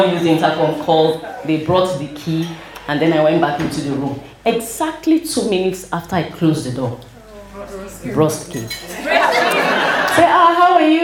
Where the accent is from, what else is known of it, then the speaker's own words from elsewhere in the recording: Port Harcourt, Rivers State, Nigeria; I grew up in Port Harcourt.